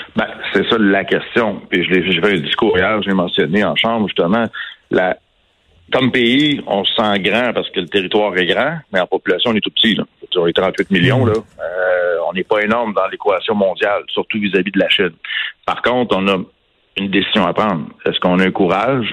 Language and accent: French; Canada; ici, chez nous, au Canada